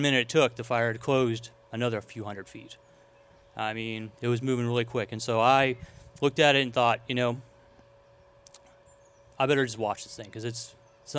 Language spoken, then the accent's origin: English; Old Shasta, California, United States; I'm from Old Shasta, so it was difficult to see my my hometown being destroyed pretty much piece by piece